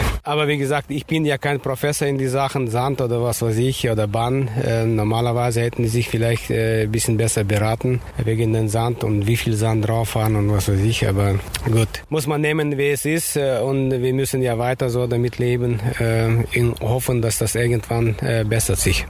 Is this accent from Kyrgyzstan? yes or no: yes; Kyrgyzstan; now in Cologne, Germany; ich komme aus Kirgisien. Das ist natürlich 4000 Kilometer weg noch von Russland, ne? wenn man so berechnet. Ich komme fast aus der Grenze China